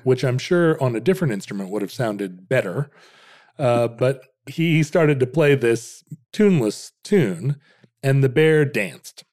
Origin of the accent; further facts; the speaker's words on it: Alaska, United States; growing up in Alaska